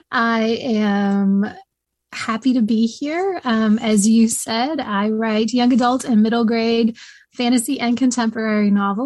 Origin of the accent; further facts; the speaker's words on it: East Tennessee, United States; I grew up around the National Storytelling Center in East Tennessee.